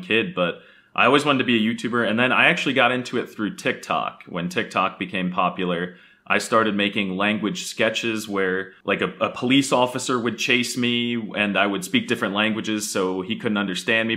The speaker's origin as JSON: {"language": "English", "country": "United States", "tie": "born or raised there", "first_language": "English", "said": "as an American growing up"}